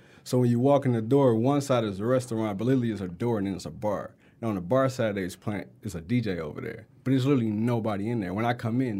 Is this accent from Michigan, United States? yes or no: yes; Detroit, Michigan, United States; I grew up in Southwest Detroit.